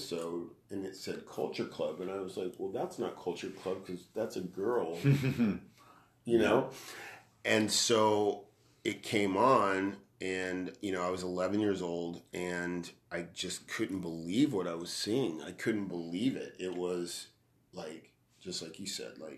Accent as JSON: {"language": "English", "town": "Bakersfield", "region": "California", "country": "United States", "tie": "born or raised there", "said": "I grew up in Bakersfield, so in the 70s and 80s"}